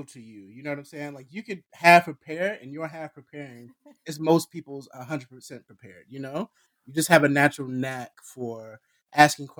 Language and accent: English; Jackson, Mississippi, United States; I was born and raised in Jackson, Mississippi.